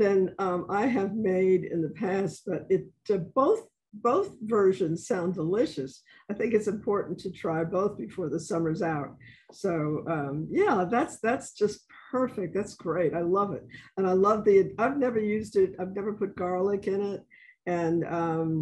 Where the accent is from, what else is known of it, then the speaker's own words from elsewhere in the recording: New York, United States; now in New Orleans, United States; I'm from New York originally